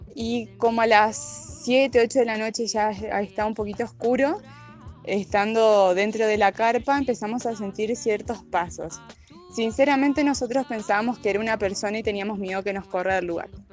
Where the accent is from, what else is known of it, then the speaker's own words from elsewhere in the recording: Santa Fe, Argentina; moved away; Los dos somos de Argentina, de la provincia de Santa Fe, de distintas partes de, esa provincia.